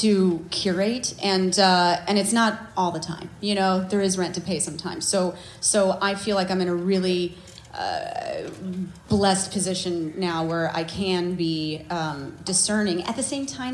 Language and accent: English; Chicago, Illinois, United States; I'm from Chicago